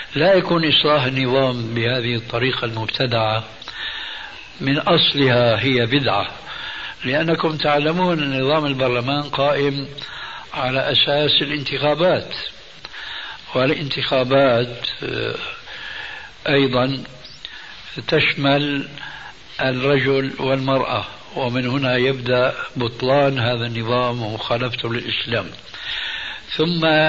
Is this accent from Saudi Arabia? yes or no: no; Syria; moved away; عندنا في سوريا